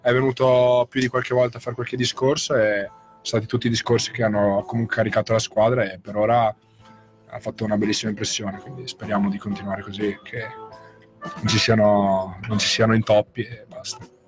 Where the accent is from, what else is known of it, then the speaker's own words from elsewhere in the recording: Muzzana del Turgnano, Friuli-Venezia Giulia, Italy; moved away; also born or lived in Latisana; il, mio, il, mio, paese d'origine è Muzzana